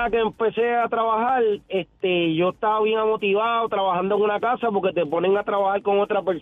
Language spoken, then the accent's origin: Spanish; Puerto Rico; now in Tampa, United States; Este, mira, yo soy plomero, ¿verdad? Y, y me vine de Puerto Rico para, para Tampa a trabajar.